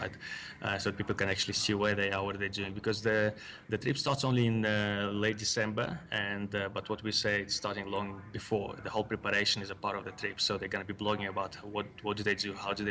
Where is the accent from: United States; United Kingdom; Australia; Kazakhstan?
Kazakhstan; also born or lived in Russia; now in South Africa; I was born in Kazakhstan